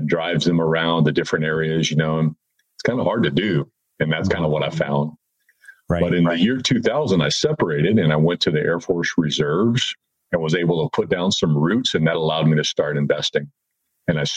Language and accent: English; Fort Worth, Texas, United States; I grew up in Fort Worth